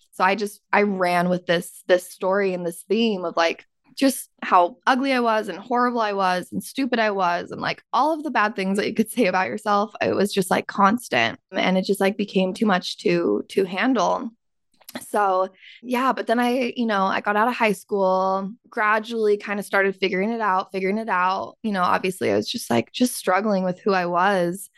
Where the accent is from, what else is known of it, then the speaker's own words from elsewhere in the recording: Utah, United States; I grew up in Utah